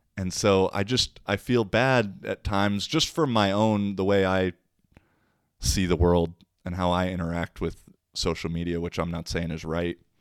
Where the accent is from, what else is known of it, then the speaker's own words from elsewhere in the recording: Issaquah, Washington, United States; moved away as an adult; now in Finland; my hometown of Issaquah